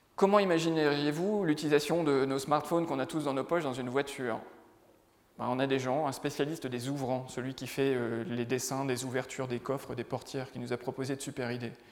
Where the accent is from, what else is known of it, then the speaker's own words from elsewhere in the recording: the North, Hauts-de-France, France; je viens du Nord, hein, donc euh, plutôt une terre de foot qu'une terre de rugby